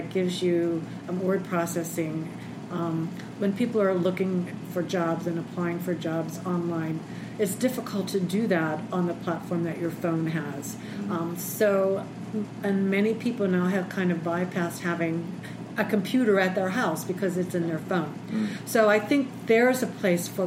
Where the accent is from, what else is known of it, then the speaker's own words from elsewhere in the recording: Pittsburgh, Pennsylvania, United States; also born or lived in Berks County, Pennsylvania / Centre County, Pennsylvania; born and raised in the Pittsburgh area, so I've lived in the state my entire life.